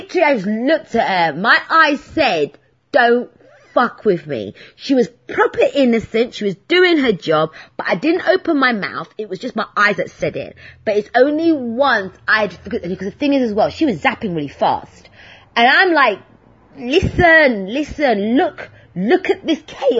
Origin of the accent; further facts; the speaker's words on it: London, United Kingdom; also born or lived in Hertfordshire; I'm a Londoner in St. Albans